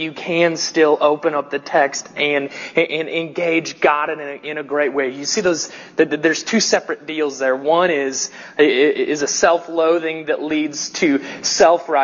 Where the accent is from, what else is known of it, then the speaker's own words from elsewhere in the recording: the South, United States; accent: southern; my weird southern accent